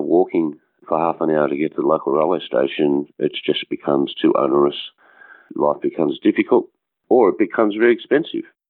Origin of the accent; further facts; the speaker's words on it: Blue Mountains, New South Wales, Australia; I grew up in the Blue Mountains